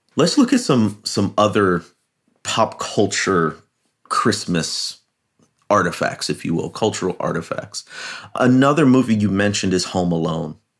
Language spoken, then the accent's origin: English; Chicago, Illinois, United States; I grew up in the Chicagoland area